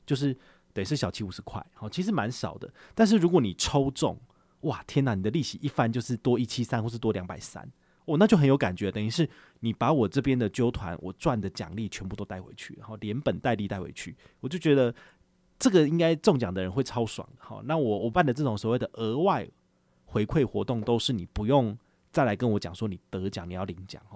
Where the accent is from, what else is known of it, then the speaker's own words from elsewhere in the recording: Taiwan; 我们台湾人最喜欢做的事情